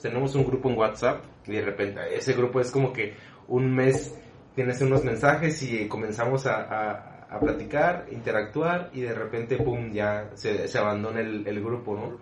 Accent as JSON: {"language": "Spanish", "country": "Mexico", "said": "nosotros como mexicanos"}